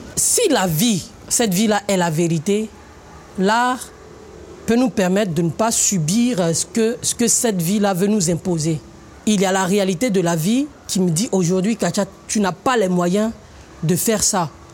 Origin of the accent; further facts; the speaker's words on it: Côte d’Ivoire; Je suis africain, je suis ivoirien, j'assume, je suis tagouanan